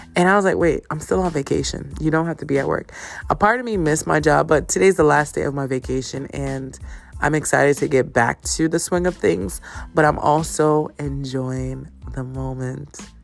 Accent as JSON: {"language": "English", "country": "Jamaica", "tie": "born or raised there", "said": "I am Jamaican. I was born there. Yes, represent Kingston, represent St. St. St. Catherine and Portmore."}